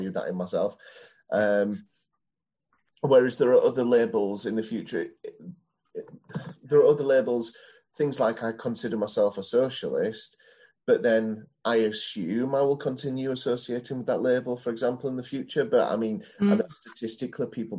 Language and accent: English; Yorkshire and the Humber, United Kingdom; I can be described as a Yorkshireman because I was born in Yorkshire and I'm a man.